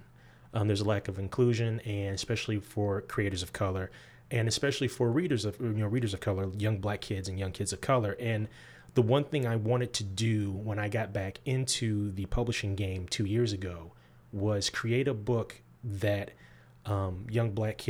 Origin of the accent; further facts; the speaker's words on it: Midwest, United States; also born or lived in Georgia; now in Lexington, United States; I am an Air Force brat. Mm-hmm. Born in the South. I was born in Georgia, transplanted to the Midwest. My father was in the Air Force. We got transplanted to the Midwest. I grew up in the Midwest.